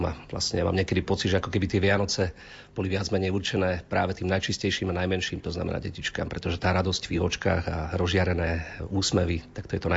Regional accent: Krásna Lúka, Prešov Region, Slovakia; my sme rodáci obidvaja e, z jedného regiónu, od Sabinova smerom na Starú Ľubovňu. Manželka je z Lipian, ja som z Krásnej Luky.

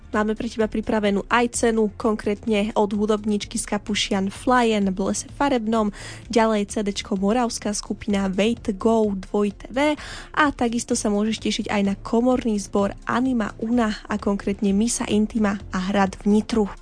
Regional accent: Banská Bystrica, Banská Bystrica Region, Slovakia; ja som konkrétne zo Sásovej v Banskej Bystrici

